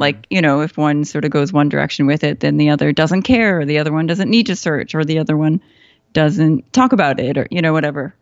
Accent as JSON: {"language": "English", "town": "Chicago", "region": "Illinois", "country": "United States", "tie": "born or raised there", "also_born_or_lived": "Seoul, South Korea / Saratoga Springs, New York", "moved": "as an adult", "lives_now": "Boston, United States", "said": "I grew up in Chicago"}